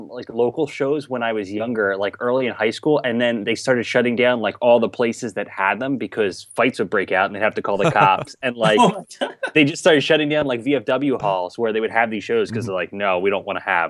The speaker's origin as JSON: {"language": "English", "region": "New Jersey", "country": "United States", "moved": "yes", "lives_now": "Boston, United States"}